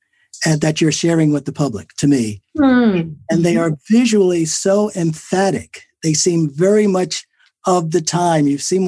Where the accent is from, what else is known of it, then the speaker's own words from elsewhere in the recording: Newark, New Jersey, United States; I grew up in North Newark.